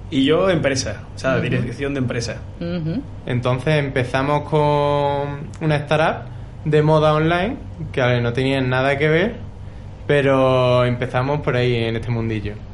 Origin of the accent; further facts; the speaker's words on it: Seville, Andalusia, Spain; now in Madrid, Spain; Efectivamente, somos sevillanos. Se nos nota un poquito aquí en Madrid.